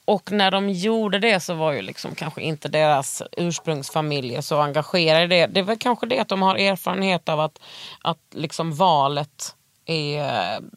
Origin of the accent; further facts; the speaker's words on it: Skåne, Sweden; vad jag är dum skåning.